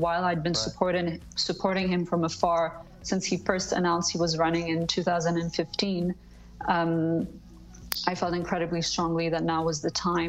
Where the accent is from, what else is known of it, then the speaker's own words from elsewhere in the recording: Switzerland; Switzerland is my home and my home country, I've been traveling to America multiple times a year since the age of 3 years old. So America is really like my second home.